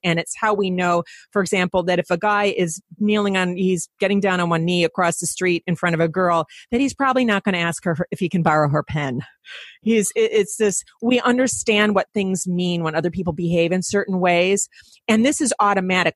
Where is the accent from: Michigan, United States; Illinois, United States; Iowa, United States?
Michigan, United States; Detroit; I'm from Detroit